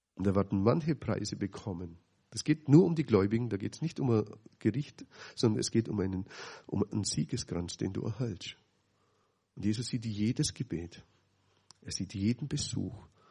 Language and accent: German; Dillingen, Bavaria, Germany; so sieben Kilometer weg von dem Stadt, wo ich aufgewachsen bin